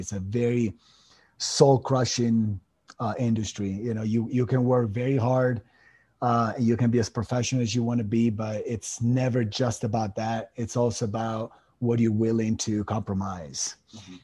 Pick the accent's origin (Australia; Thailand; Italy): Italy; moved away as an adult; also born or lived in Miami; now in United States; I come from Italy. I was born and raised over there. I came to the states in 2007